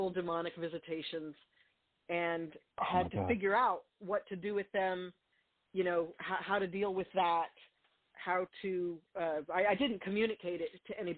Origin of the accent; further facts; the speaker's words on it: Albuquerque, New Mexico, United States; I grew up in Albuquerque, New Mexico